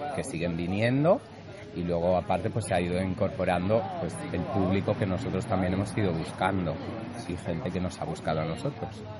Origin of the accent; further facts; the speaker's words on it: Catalonia, Spain; moved away; somos catalanes